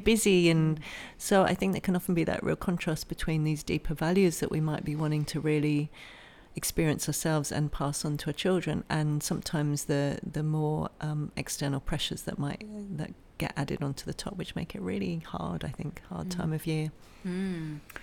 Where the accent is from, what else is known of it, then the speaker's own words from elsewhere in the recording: England, United Kingdom; now in Australia; I'm from England originally, so in the Northern Hemisphere, very different from where we are now in Australia